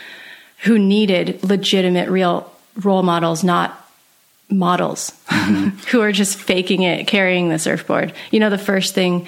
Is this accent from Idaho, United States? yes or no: yes; Sun Valley, Idaho, United States; I actually grew up in Sun Valley, Idaho.